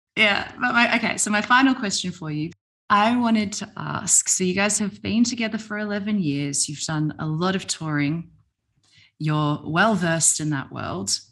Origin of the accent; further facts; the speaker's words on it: Melbourne, Victoria, Australia; now in Sydney, Australia; I'm in Sydney now, but I'm originally from Melbourne